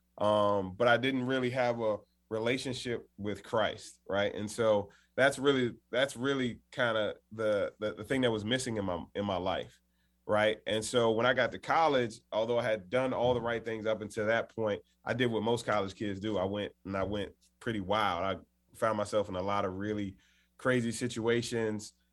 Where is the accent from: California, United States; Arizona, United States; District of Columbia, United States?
District of Columbia, United States; Washington; I grew up in Washington, D.C.